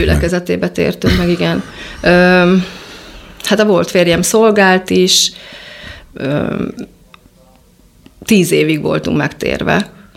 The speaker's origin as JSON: {"language": "Hungarian", "region": "Budapest", "country": "Hungary", "tie": "born or raised there", "said": "gyerekeskedni a nyolcadik, nyolcadik kerületbe"}